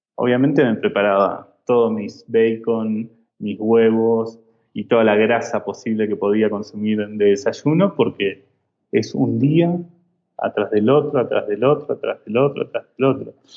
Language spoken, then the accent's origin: Spanish; Argentina; now in Mexico; vuelvo a Argentina